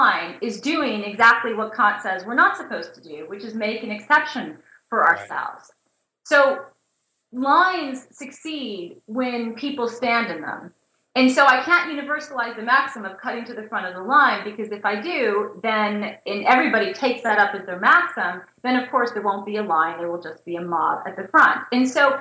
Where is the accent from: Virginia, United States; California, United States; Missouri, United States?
Missouri, United States; St. Louis; moved away as an adult; also born or lived in Indiana / North Carolina; I'm a Midwesterner. I grew up in St. Louis and went to college in Indiana.